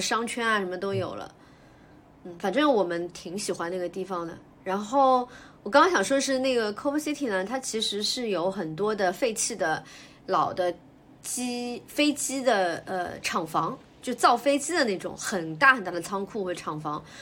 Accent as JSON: {"language": "Chinese", "country": "China", "also_born_or_lived": "Shanghai", "said": "我们中国人"}